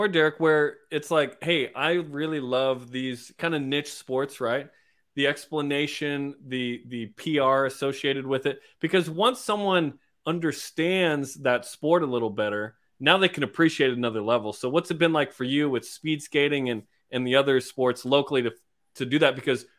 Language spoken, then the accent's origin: English; West Jordan, Utah, United States; I grew up in West Jordan